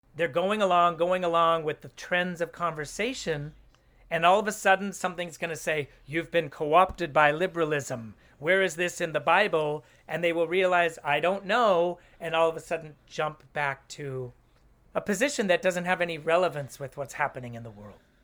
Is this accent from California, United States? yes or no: yes; Oakland, California, United States; also born or lived in Los Angeles; I grew up in Oakland